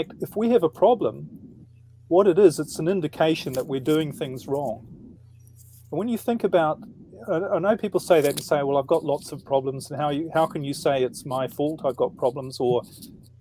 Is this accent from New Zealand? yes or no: yes; New Zealand; now in Netherlands; I'm in the Netherlands at the moment, but originally I'm from New Zealand.